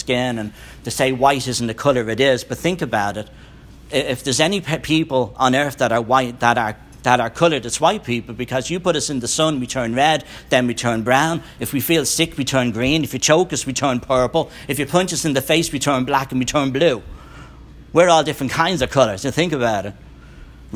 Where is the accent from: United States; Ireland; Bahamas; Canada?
Ireland; I'm from Ireland.